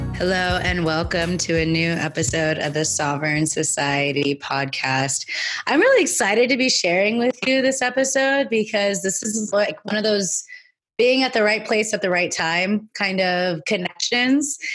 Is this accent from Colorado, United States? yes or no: no; California, United States; in California in my home state